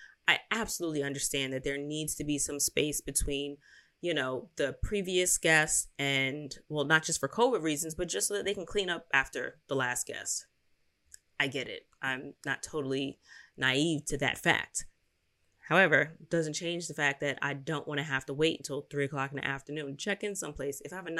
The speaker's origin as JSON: {"language": "English", "town": "Philadelphia", "region": "Pennsylvania", "country": "United States", "said": "So I don't know if it's City Center or Center City, because I'm from Philly."}